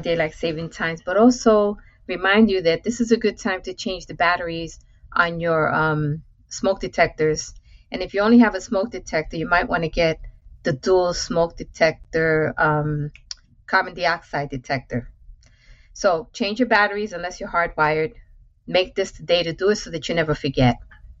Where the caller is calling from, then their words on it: New York, United States; As you know, I'm coming in from New York.